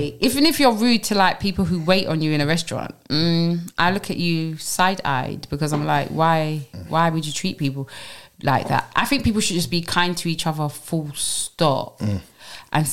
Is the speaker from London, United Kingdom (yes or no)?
yes; London, United Kingdom; I'm from Brixton, Tulse Hill